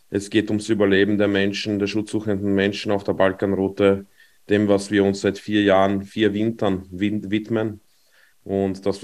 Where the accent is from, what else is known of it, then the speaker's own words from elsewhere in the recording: Vienna, Austria; aufgewachsen in Wien